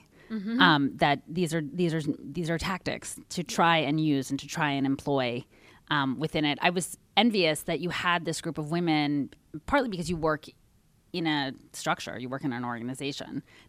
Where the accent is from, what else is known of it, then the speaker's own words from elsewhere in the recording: Washington, District of Columbia, United States; Yes, who was the shadow senator of my hometown for Washington